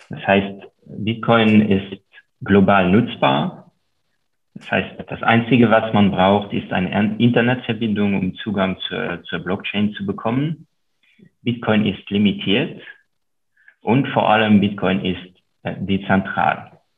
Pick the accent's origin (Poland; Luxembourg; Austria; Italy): Luxembourg; first language Luxembourgish; German is a second language; wie beispielsweise meine Muttersprache, die, die Luxemburger Sprache, die nur sehr lokal und von sehr wenigen Menschen gesprochen wird.